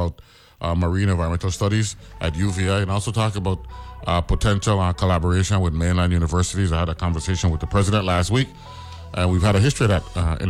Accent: St. Croix, U.S. Virgin Islands; Because I'm from St. Croix

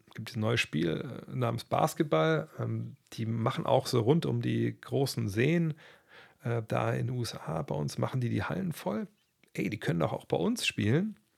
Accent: Germany; bei uns in Deutschland

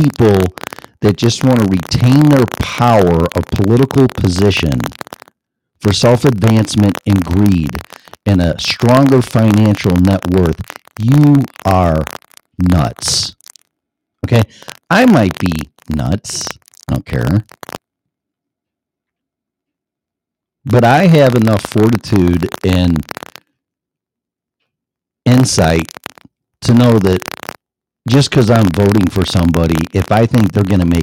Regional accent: Illinois, United States; moved away as an adult; now in Colorado, United States; my home state of Illinois

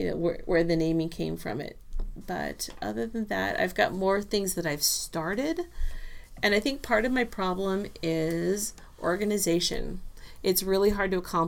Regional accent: Southern California, United States; born or raised there; also born or lived in Texas

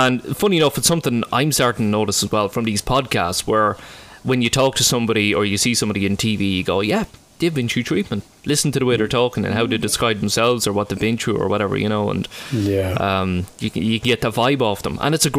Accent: Ireland; So we're all from Ireland, and one of us is from the People's Republic of Cork.

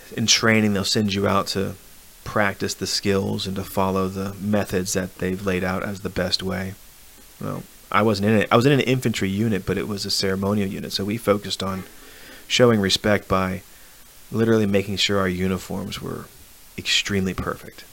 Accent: Arlington, Virginia, United States; I'm from Arlington, Virginia.

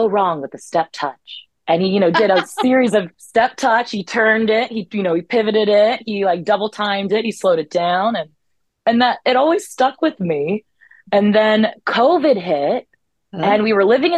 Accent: Columbia, Maryland, United States; I grew up in Columbia, Maryland. I'm a Columbia, Maryland native.

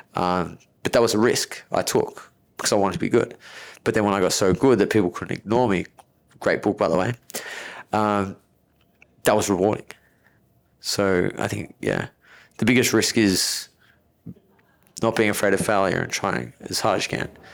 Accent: Melbourne, Victoria, Australia; I was born in Melbourne, very affluent area in Melbourne

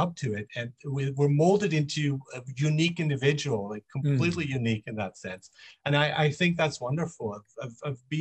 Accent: Nuremberg, Bavaria, Germany; also born or lived in Monheim, Germany; now in Vancouver, Canada; I grew up in Germany. I grew up in Nuremberg actually.

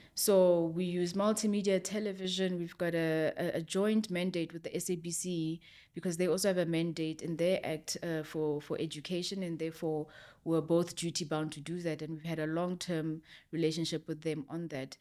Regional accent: South Africa; I'm a South African citizen

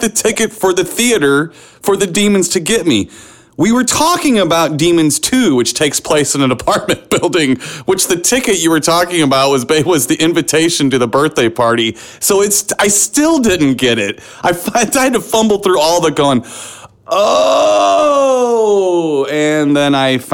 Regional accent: St. Louis, Missouri, United States; in my hometown of St. Louis

